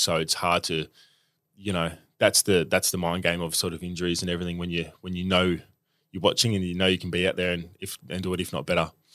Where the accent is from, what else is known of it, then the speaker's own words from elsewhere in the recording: Melbourne, Victoria, Australia; Um, I grew up in eastern suburbs, southeast, um, in Roeville